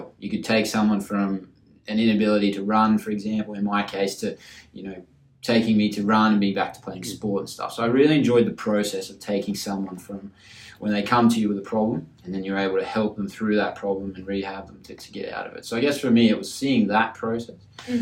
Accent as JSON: {"language": "English", "town": "Townsville", "region": "Queensland", "country": "Australia", "tie": "born or raised there", "also_born_or_lived": "Airlie Beach / England", "moved": "as an adult", "lives_now": "Melbourne, Australia", "said": "I grew up in Townsville. I went to school up there"}